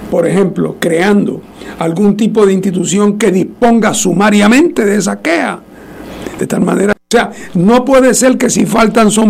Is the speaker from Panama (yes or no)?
no; Guánica, Puerto Rico; Eh, y es más que yo no soy ni de ese pueblo, yo soy de Guánica que estaba paseando por